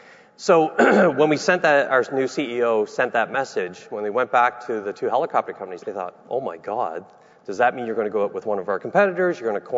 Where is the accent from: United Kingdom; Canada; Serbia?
Canada; Nunatsiavut, Newfoundland and Labrador; I'm from Nunatsiavut, which is in Labrador.